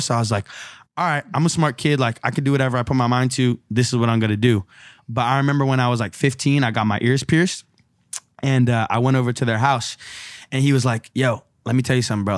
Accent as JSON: {"language": "English", "town": "San Francisco", "region": "California", "country": "United States", "tie": "born or raised there", "said": "growing up in San Francisco, you know, there's a lot of Chinese culture and heritage there"}